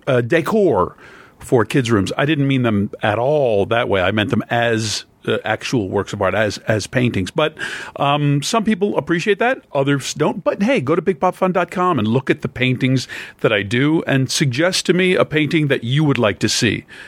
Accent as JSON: {"language": "English", "region": "Pennsylvania", "country": "United States", "said": "I'm from Pennsylvania"}